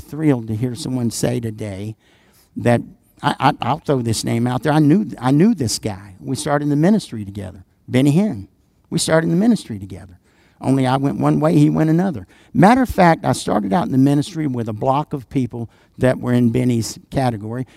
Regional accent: the South, United States; I'm from the South

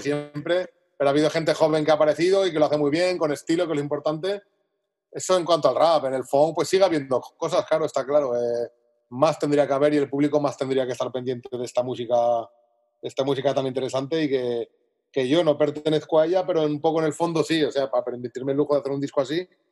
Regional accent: Zaragoza, Aragon, Spain; moved away as an adult; now in Alicante, Spain; me mudé de Zaragoza a Alicante, yo soy de Zaragoza, ahora vivo en Alicante

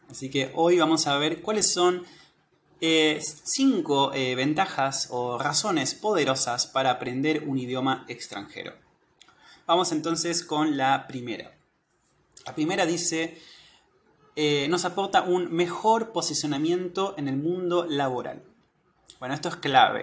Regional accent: Argentina; soy de Argentina

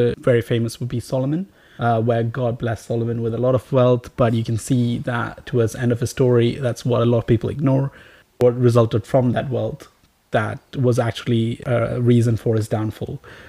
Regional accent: Riyadh, Riyadh Province, Saudi Arabia; I grew up in Saudi Arabia for most of my teenage years. Most of my primary secondary education was spent in Riyadh, Saudi Arabia.

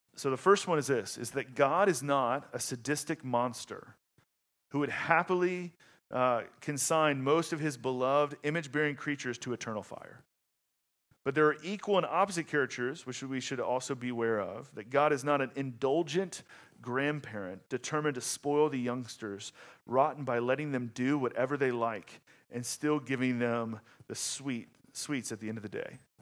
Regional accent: the South, United States; moved away; I'm from the South

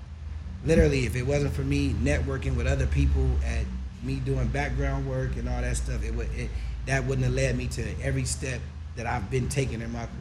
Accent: Pasadena, California, United States; because that's where I'm from. Born and raised.

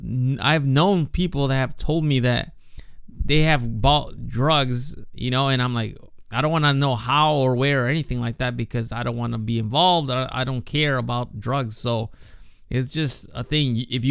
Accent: Chicago, Illinois, United States; now in Japan; growing up in Chicago

